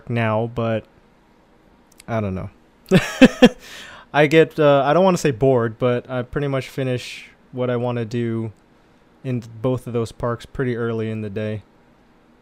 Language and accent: English; California, United States; we're from California